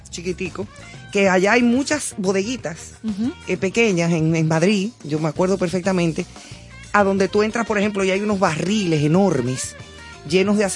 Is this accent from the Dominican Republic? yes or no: yes; Dominican Republic; also born or lived in Spain; de ser dominicana porque realmente yo soy dominicana.